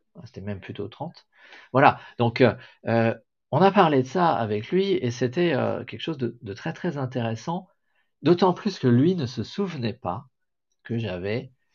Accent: France

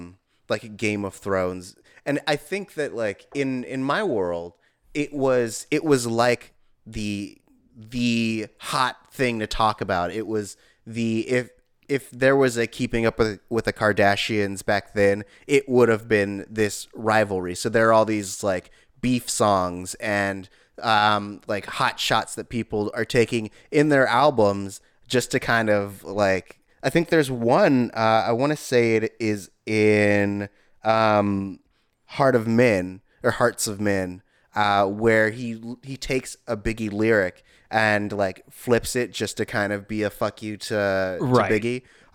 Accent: West Coast, United States; I guess I'm from the West Coast, so I was very much a … guy.

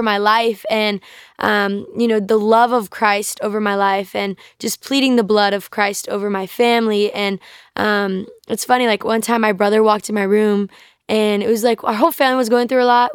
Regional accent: North Carolina, United States; I grew up in North Carolina

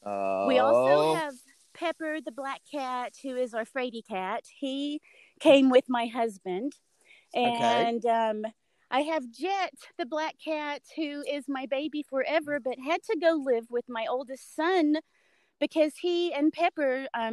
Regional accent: Harriman, Tennessee, United States; I grew up in Bullard Holler. And Bullard Holler is in Harriman, Tennessee, in the Tennessee Valley.

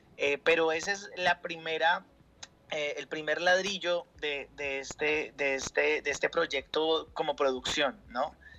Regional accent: Colombia; acá en Colombia

